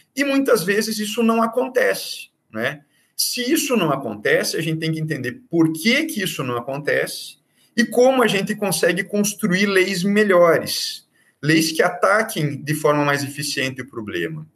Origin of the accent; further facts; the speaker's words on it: Curitiba, Paraná, Brazil; moved away as an adult; now in Bahia, Brazil; sou paranaense, sou de Curitiba